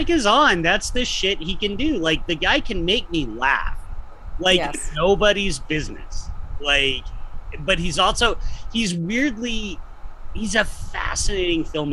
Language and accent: English; United States; We're American